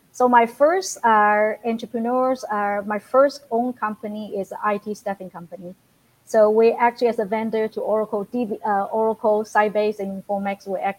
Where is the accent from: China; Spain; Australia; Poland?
China; moved away as an adult; now in United States; I came from China exactly 36 years ago. As a student.